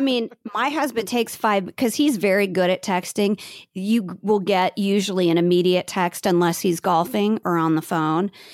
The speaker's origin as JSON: {"language": "English", "town": "Bellevue", "region": "Nebraska", "country": "United States", "tie": "born or raised there", "said": "I grew up in Bellevue, Nebraska"}